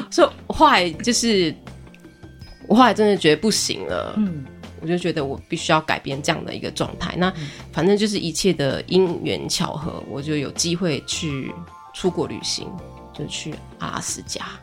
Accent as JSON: {"language": "Chinese", "town": "Fenqihu", "region": "Chiayi County", "country": "Taiwan", "tie": "born or raised there", "moved": "yes", "lives_now": "Donghe, Taitung, Taiwan", "said": "我老家在奋起湖"}